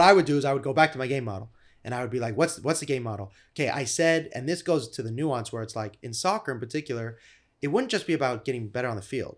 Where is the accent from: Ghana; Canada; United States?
United States; Malibu, California; I'm from Malibu, California.